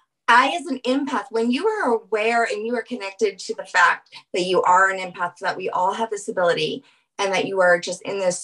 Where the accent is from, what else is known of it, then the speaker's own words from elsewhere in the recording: New Orleans, Louisiana, United States; I don't have Native, but I have First Nation Canadian. I'm from New Orleans. So my ancestors are the French Creoles.